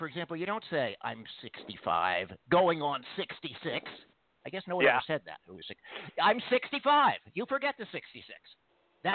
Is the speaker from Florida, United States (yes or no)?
no; Philadelphia, Pennsylvania, United States; The great city of Philly.